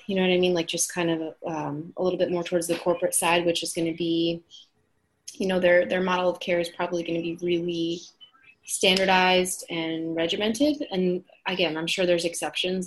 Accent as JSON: {"language": "English", "region": "New Jersey", "country": "United States", "moved": "yes", "lives_now": "Boston, United States", "said": "I am originally from New Jersey"}